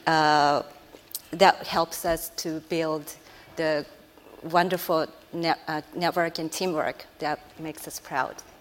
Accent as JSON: {"language": "English", "country": "Japan", "said": "I'm Japanese"}